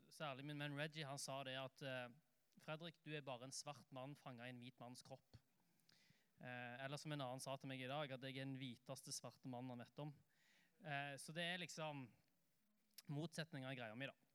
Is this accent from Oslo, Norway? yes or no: yes; Oslo, Norway; jeg, da, pleier å si at jeg er en Oslo-gutt, eh, men det tror ikke folk på, fordi at dialekten min er veldig rar. Det høres jo ikke ut som jeg er fra Oslo, og det er helt riktig.